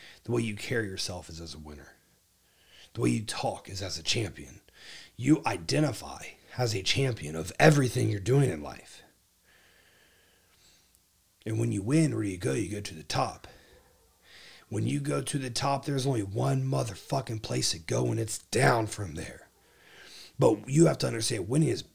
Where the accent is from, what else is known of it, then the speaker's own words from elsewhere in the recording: Ohio, United States; now in Texas, United States; my home state